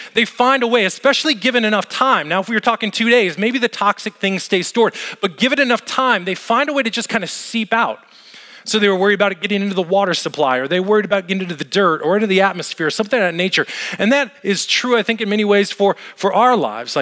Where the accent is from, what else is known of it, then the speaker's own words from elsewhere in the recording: Las Vegas, Nevada, United States; moved away; Las Vegas, where I grew up and where I lived